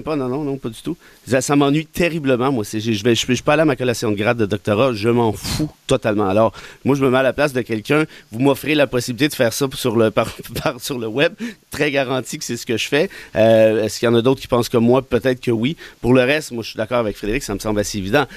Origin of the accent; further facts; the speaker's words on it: Mont-Laurier, Quebec, Canada; moved away as an adult; j'ai été élevé en région à Mont-Laurier jusqu'à l'âge de 19 ans